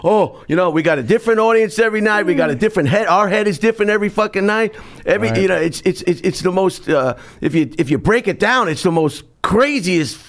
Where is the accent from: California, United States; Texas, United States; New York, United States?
New York, United States; Long Island; moved away; also born or lived in San Francisco; I'm from Long Island